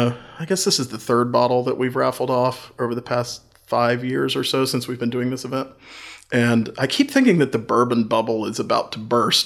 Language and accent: English; Chillicothe, Ohio, United States; also born or lived in North Carolina; Well, when I first came home to Chillicothe, you know, I moved here from North Carolina, which is a state-controlled state as well.